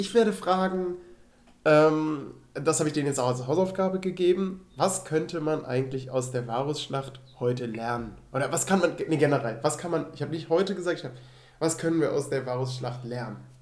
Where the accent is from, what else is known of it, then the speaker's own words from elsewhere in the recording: Rhineland, Germany; moved away; ich komme aus dem Rheinland